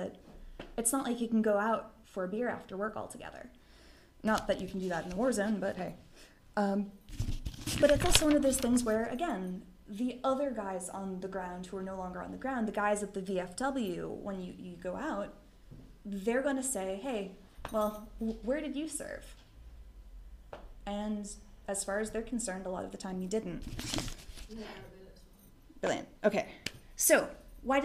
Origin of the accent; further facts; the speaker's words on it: Boston, Massachusetts, United States; I'm from Boston, that's what we